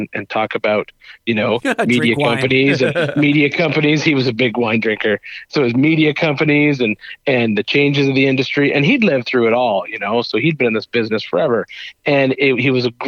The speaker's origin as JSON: {"language": "English", "country": "Canada", "moved": "yes", "lives_now": "Tennessee, United States", "said": "I'm from Canada"}